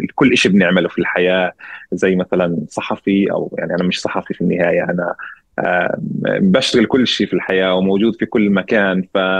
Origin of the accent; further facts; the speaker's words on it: Deir Jarir, Ramallah and al-Bireh Governorate, Palestine; انا فلسطيني من قريه دير جرير آه، شمال شرق رام الله